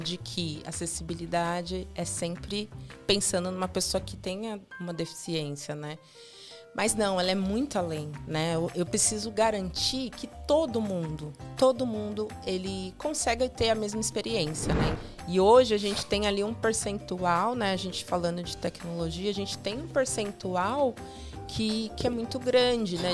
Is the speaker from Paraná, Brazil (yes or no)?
no; São Paulo, Brazil; eu sempre morei em São Paulo, sou paulista, paulistana